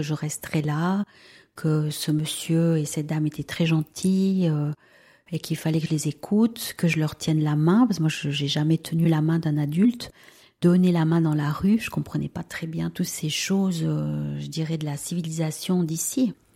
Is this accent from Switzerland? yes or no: yes; Valais, Switzerland; first language Spanish; French is a second language; also born or lived in Peru; j'ai 45 ans et je suis valaisanne. J'ai grandi dans une famille euh, tout à fait classique